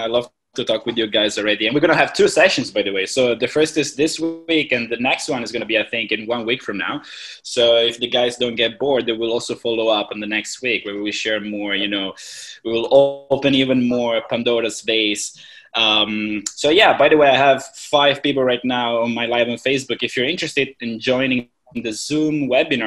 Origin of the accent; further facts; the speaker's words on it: Italy; moved away as an adult; also born or lived in China / Hong Kong; now in Thailand; I'm originally from Italy.